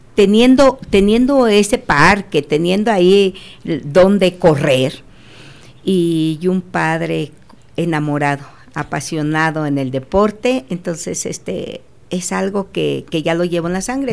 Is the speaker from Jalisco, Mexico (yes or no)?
no; Acámbaro, Guanajuato, Mexico; yo soy de Acámbaro, ahí nací